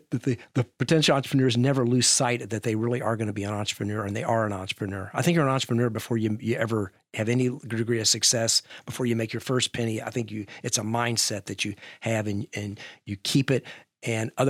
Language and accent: English; Louisville, Kentucky, United States; I'm from Louisville.